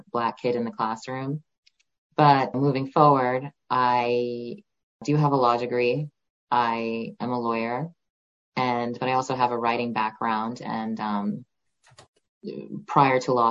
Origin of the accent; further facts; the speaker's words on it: Stony Brook, New York, United States; I did grow up on Long Island. I was born in New York City and raised in Stony Brook